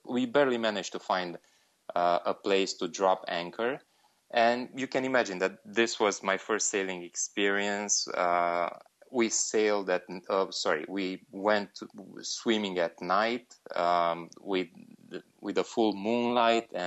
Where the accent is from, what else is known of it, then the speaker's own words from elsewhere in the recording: Romania; also born or lived in Bucharest; I'm from Romania. I live in Bucharest